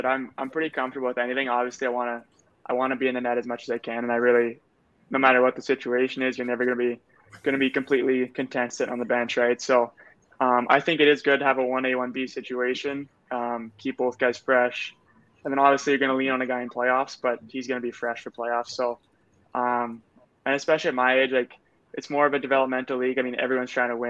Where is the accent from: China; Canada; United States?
Canada; Manitoba; Growing up in Manitoba